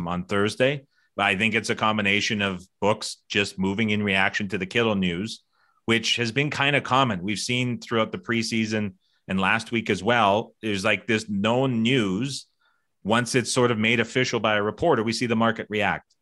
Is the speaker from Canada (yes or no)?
yes; Canada; I'm Canadian